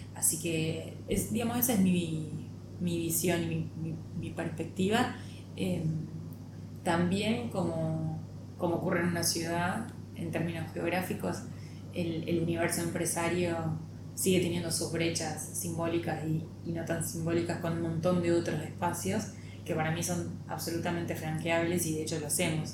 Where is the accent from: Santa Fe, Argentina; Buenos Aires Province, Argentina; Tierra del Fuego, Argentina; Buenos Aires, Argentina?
Santa Fe, Argentina; Pujato; moved away as an adult; now in Rosario, Argentina; nací acá básicamente, pero digo, en un sanatorio de la ciudad, pero soy de Pujato, que es un pueblo que está muy cerca de Rosario